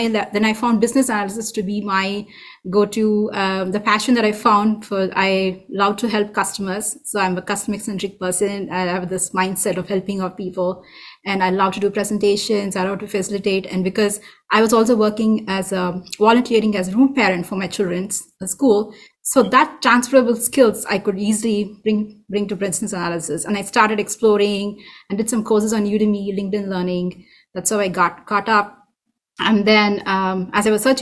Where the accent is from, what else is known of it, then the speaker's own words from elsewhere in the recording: India; moved away as an adult; now in Folsom, United States; I'm from India